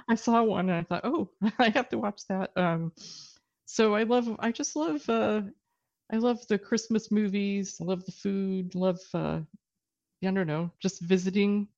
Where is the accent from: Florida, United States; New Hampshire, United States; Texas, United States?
Texas, United States; now in British Columbia, Canada; I grew up in Texas